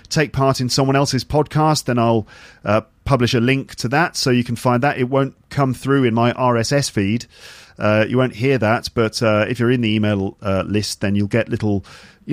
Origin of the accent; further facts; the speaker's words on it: England, United Kingdom; being English